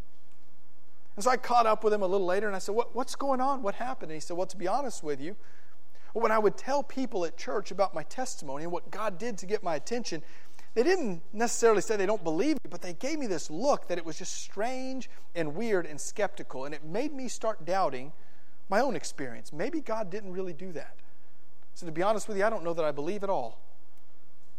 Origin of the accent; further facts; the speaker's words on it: South Florida, United States; where I grew up in South Florida